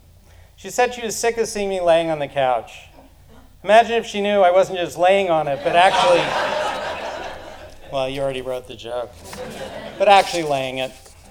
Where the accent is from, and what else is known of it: Roslyn, New York, United States; born or raised there